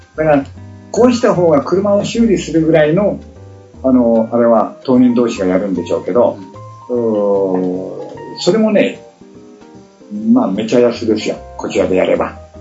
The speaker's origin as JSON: {"language": "Japanese", "country": "Japan", "tie": "born or raised there", "moved": "as an adult", "lives_now": "Bali, Indonesia", "said": "私の子供時代の私の田舎"}